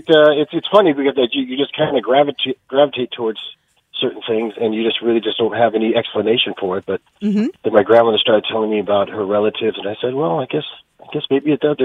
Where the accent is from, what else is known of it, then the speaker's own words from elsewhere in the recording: Seattle, Washington, United States; moved away; also born or lived in Cherry Hill, New Jersey / California; So we made a detour to California and then headed back to Seattle around 1967. And from then on, I was in Seattle until I graduated from high school.